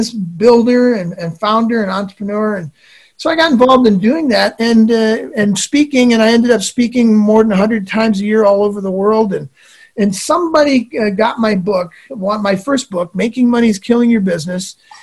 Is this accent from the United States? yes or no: yes; Midwest, United States; I grew up in the Midwest.